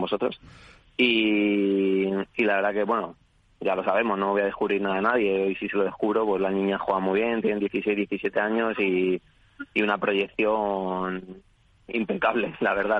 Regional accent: Madrid, Community of Madrid, Spain; now in Barcelona, Spain; aunque vivo en Barcelona ahora, juego, juego en casa. Yo soy de Madrid.

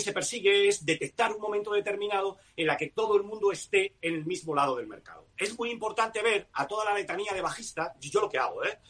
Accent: Spain; yo soy español

